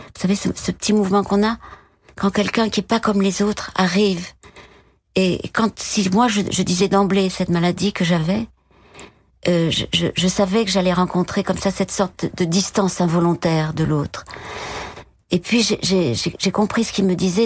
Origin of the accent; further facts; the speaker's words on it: Bordeaux, Nouvelle-Aquitaine, France; moved away; also born or lived in Paris; Je suis née à Bordeaux